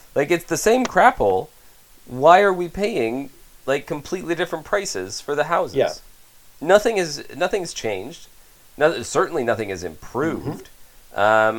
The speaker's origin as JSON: {"language": "English", "country": "Canada", "said": "as a Canadian citizen"}